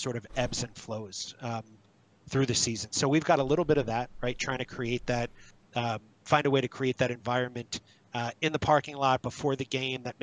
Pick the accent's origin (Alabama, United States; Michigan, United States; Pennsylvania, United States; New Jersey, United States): New Jersey, United States; I grew up in Jersey